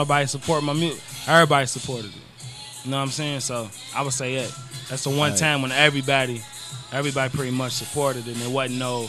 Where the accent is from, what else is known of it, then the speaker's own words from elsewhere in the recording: Louisville, Kentucky, United States; now in Las Vegas, United States; I'm from Louisville, Kentucky. Currently living in Las Vegas, Nevada.